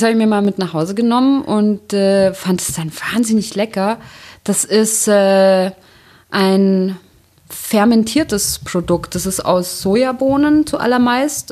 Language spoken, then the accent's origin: German; Bavaria, Germany; Ich komme ja aus Bayern